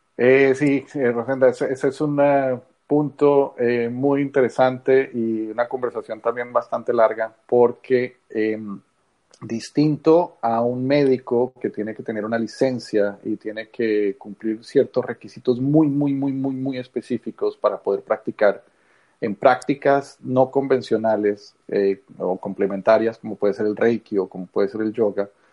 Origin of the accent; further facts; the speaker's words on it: Colombia; moved away; soy colombiano. Eh, de origen, muchos años fuera